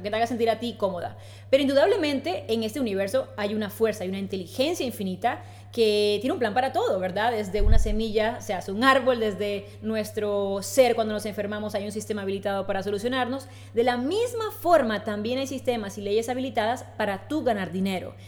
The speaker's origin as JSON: {"language": "Spanish", "country": "Colombia", "moved": "as an adult", "lives_now": "Spain", "said": "soy colombiana, de hace tres años tengo el placer de vivir en España"}